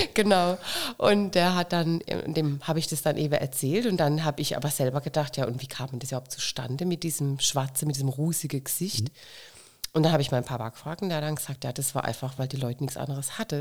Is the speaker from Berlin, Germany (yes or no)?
no; Waghäusel, Baden-Württemberg, Germany; bei uns in Kirlach